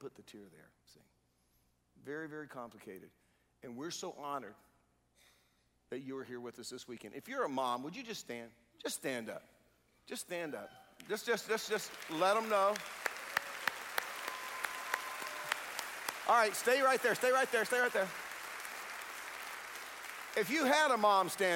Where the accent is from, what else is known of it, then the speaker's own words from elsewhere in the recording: Durham, North Carolina, United States; I grew up on Austin Avenue in Durham